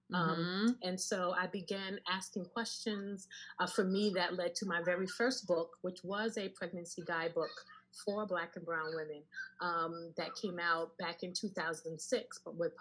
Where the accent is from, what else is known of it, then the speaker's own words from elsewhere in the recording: New York City, New York, United States; also born or lived in London; I am a native New Yorker, born and raised in Queens.